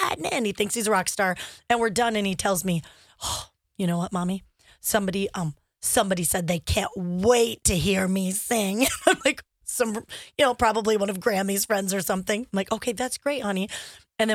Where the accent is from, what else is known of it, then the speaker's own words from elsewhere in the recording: United States; now in Twin Cities, United States; in my home state of Montana or Idaho